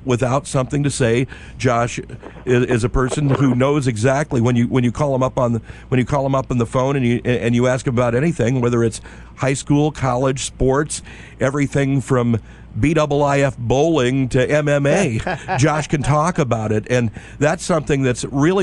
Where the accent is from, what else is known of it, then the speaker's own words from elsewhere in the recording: Chicago area, Illinois, United States; now in Hawaii, United States; I'm from the area. I'm not from Chicago proper, but yeah, I'm from the neighborhood